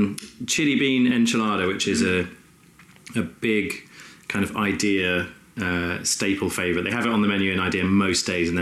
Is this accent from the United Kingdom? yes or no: yes; Rugby, West Midlands, United Kingdom; moved away; also born or lived in Brighton; I'm from Rugby originally in the Midlands.